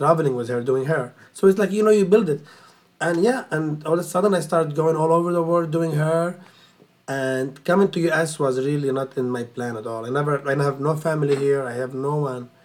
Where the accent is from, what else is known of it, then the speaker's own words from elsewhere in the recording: Lebanon; moved away as an adult; now in New York, United States; I grew up in Lebanon.